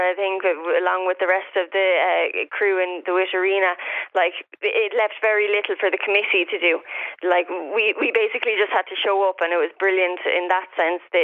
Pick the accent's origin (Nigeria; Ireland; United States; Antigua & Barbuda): Ireland; Piltown; Obviously, I'm being from Piltown